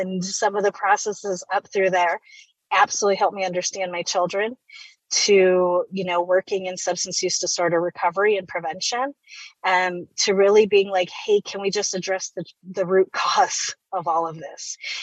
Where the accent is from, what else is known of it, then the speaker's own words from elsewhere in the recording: Wisconsin, United States; moved away as an adult; now in Arizona, United States; Born and raised in Wisconsin